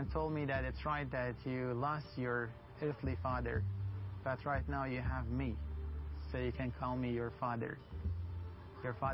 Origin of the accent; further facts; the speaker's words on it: Sanandaj, Kurdistan, Iran; moved away as an adult; now in Erbil, Iraq; I'm originally from Iran, from Kurdistan, Sana